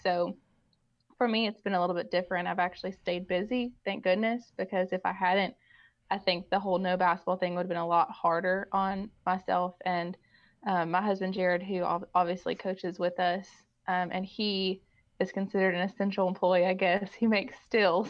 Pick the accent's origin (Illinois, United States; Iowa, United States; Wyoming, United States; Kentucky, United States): Kentucky, United States; Owenton; We were both born and raised in Owenton, and I cannot believe I ended back in Owen County